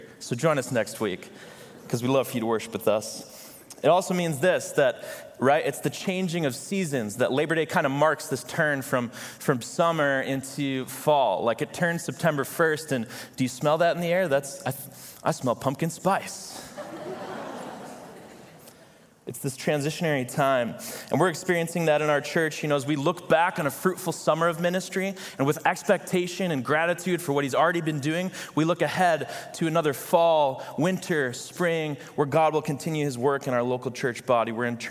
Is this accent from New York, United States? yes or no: no; Chicago, Illinois, United States; We grew up in the Chicago area, and so we'd be walking, you know, around the city.